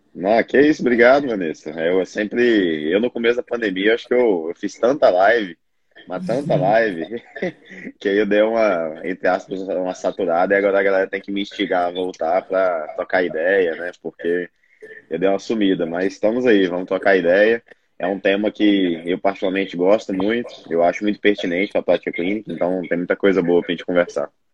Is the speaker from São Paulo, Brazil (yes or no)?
no; Brasília, Federal District, Brazil; sou nutricionista, sou de Brasília